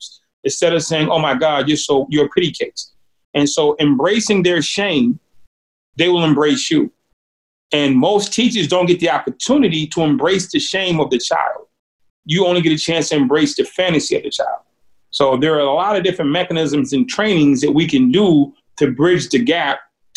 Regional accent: Boston, Massachusetts, United States; When I grew up in Boston, Massachusetts, it's an extremely divided and racially charged city

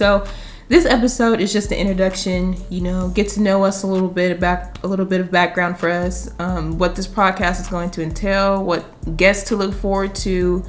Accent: La Vergne, Smyrna, Murfreesboro, Tennessee, United States; also born or lived in Nashville, Tennessee; I was born in Nashville, Tennessee. Raised in the outskirts, Laverne, Smyrna, Murfreesboro.

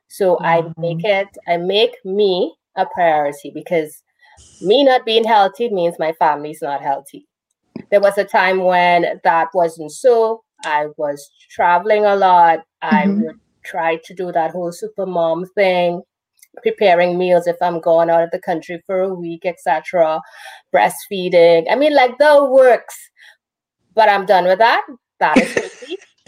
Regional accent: Jamaica; I'm a Jamaican.

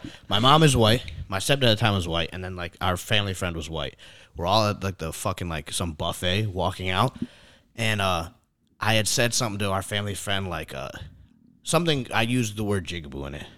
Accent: New York, United States; I'm from New York

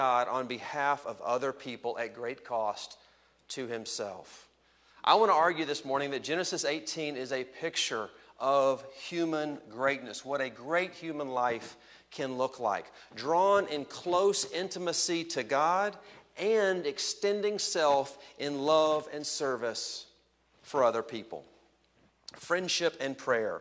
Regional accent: Texas, United States; also born or lived in Los Angeles / Washington, D.C.; now in Chicago area, United States; Texas, my home state

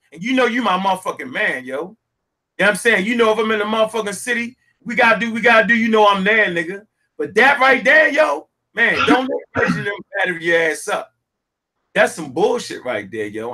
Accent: Baltimore, Maryland, United States; born and raised in Baltimore, Maryland

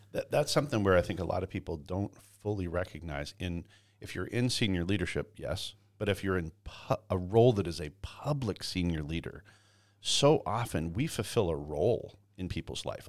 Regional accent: Canada; moved away; I grew up in Canada and, and raised in Canada

